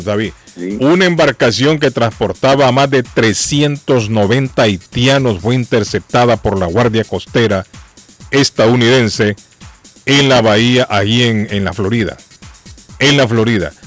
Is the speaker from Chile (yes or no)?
no; Honduras; now in Boston, United States; en mi país, en Honduras